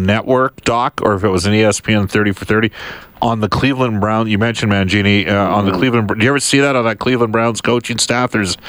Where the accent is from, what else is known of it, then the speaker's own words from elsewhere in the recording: Edmonton, Alberta, Canada; I'm from Edmonton and that's my team.